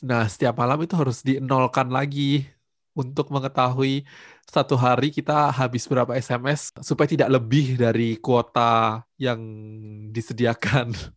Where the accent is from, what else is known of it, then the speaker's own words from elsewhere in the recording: Batu, East Java, Indonesia; Aku menghabiskan masa kecil di kota Batu, di Jawa Timur